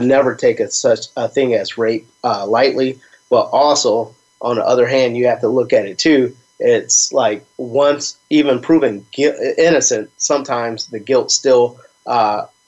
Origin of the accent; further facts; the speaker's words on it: Chicago, Illinois, United States; my Chi-Town roots kick in stronger